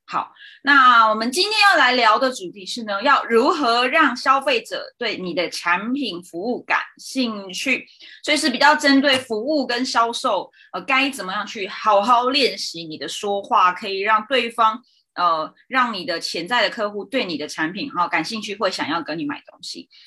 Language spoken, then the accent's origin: Chinese; Zhongli, Taoyuan, Taiwan; moved away; 我自己在回中立，就是我的老家